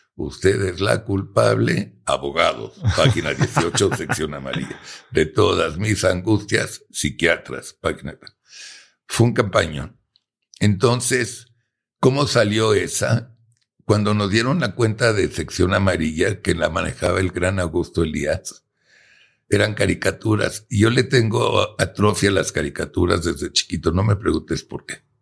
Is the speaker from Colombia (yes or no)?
no; Mexico; nosotros como buenos mexicanos